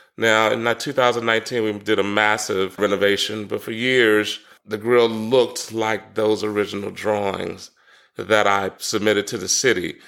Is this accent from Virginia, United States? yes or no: no; Washington, District of Columbia, United States; moved away as an adult; also born or lived in Durham, North Carolina / Chapel Hill, North Carolina / Tybee Island, Georgia; born and raised in Washington, D C, so I'm a city kid